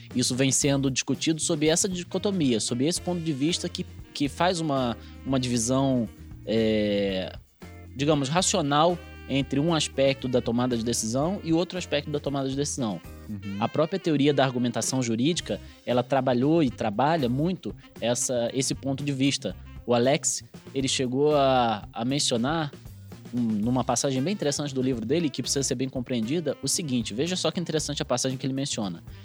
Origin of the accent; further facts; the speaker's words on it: Rio de Janeiro, Brazil; moved away as an adult; also born or lived in Minas Gerais; now in Paraná, Brazil; eu sou carioca, vim aqui para o Paraná depois de um, um tempinho em Minas Gerais como procurador da Fazenda Nacional